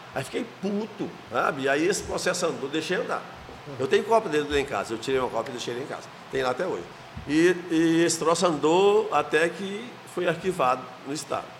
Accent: small town in the interior of Goiás, Brazil; now in Goiânia, Brazil; eu sou de Moçambique, uma cidade do interior aqui, pequenininha demais

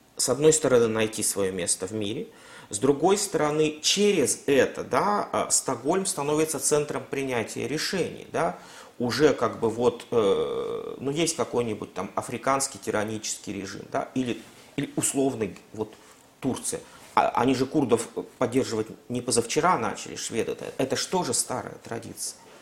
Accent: Russia; у нас в России

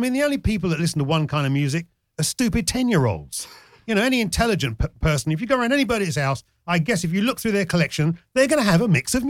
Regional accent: Jamaica; Hell yeah! I'm a Jamaican. Style is in our DNA. And it's not only being a Jamaican, it's a working class thing.

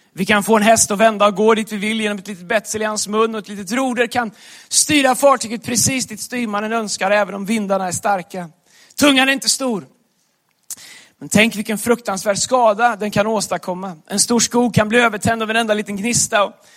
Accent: Västergötland, Västra Götaland, Sweden; accent: Västgötska; moved away; där jag kommer ifrån, västgötskan

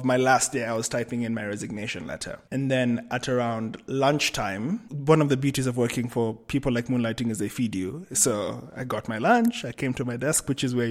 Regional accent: Kenya; also born or lived in Cape Town / Amsterdam; I am Kenyan, but I live between Nairobi, Cape Town, and Amsterdam.

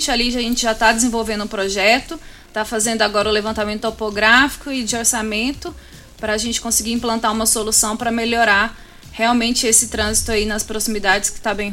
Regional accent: Anápolis, Goiás, Brazil; eu sou goiana. Hã? Eu sou natural de Anápolis.

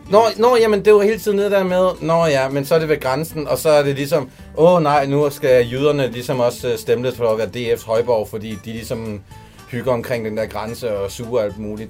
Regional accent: Jutland, Denmark; now in Copenhagen, Denmark; som jyde

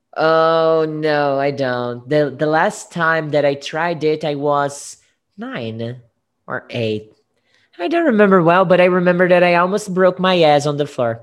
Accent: Guariba, São Paulo, Brazil; English is a second language; I was born in Guariba.

